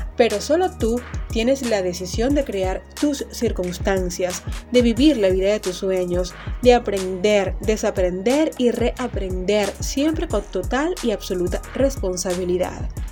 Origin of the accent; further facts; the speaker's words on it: Maracaibo, Zulia, Venezuela; la alcaldía de Maracaibo en mi ciudad natal